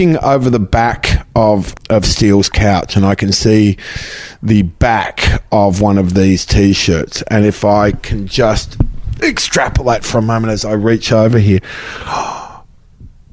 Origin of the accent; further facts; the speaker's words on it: Melbourne, Victoria, Australia; moved away; I came from Melbourne